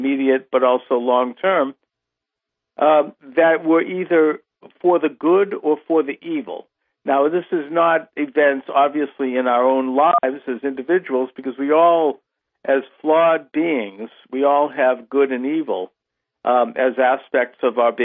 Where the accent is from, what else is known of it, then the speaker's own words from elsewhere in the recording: United States; I've been given the great gift of being born in this country